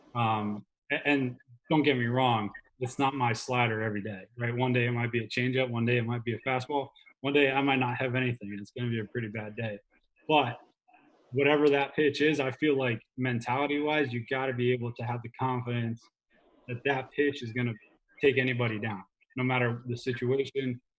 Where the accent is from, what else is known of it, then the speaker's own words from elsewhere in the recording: United States; moved away; I'm from New Jersey, New York area originally, so all my family's still there